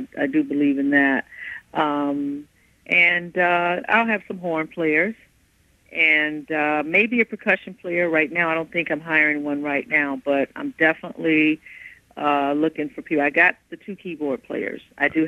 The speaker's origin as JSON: {"language": "English", "region": "Midwest", "country": "United States", "said": "That's fun, but you know, I'm from the Midwest."}